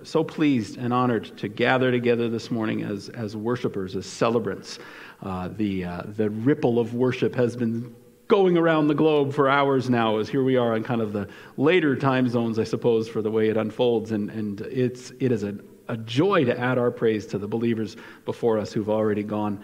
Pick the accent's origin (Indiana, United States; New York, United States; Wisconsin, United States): New York, United States; moved away; also born or lived in Chicago; I am not a Chicago native. I grew up in New York